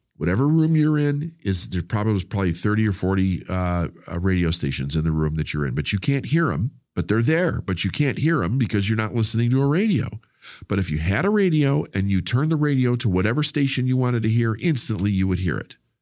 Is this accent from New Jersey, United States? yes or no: no; Chicago, Illinois, United States; the community that I grew up with in Chicago